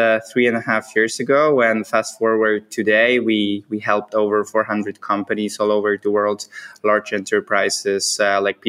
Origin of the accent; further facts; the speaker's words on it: Poland; moved away as an adult; also born or lived in United States / Vietnam; together with my wife, we are originally from Poland.